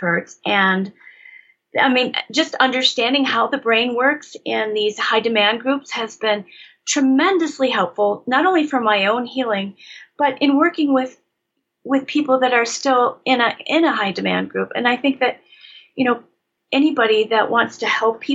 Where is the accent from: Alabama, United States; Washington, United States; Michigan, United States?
Michigan, United States; I grew up in Michigan